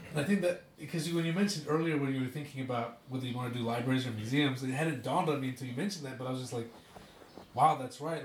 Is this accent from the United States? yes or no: yes; Utah, United States; I grew up in Utah